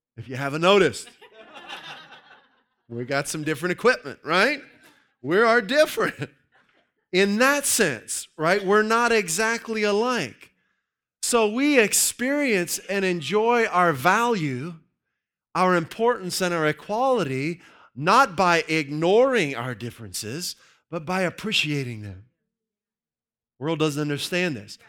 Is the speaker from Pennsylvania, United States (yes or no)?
yes; Pittsburgh, Pennsylvania, United States; I grew up in the Pittsburgh area